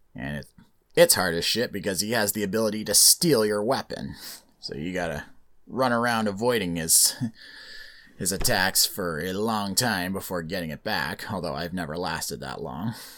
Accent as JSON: {"language": "English", "country": "Canada", "tie": "born or raised there", "said": "being born and raised in Canada, so I get to stay"}